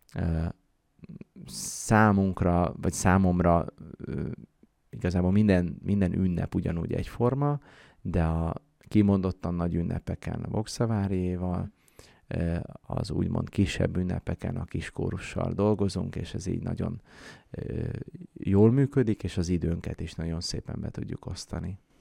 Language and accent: Hungarian; Ják, Vas, Hungary; én Jákon születtem, ott töltöttem gyerekkoromat